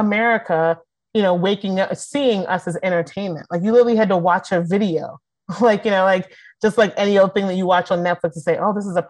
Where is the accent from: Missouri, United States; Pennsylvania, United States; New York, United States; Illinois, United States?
Pennsylvania, United States; Philadelphia; I'm from Philly.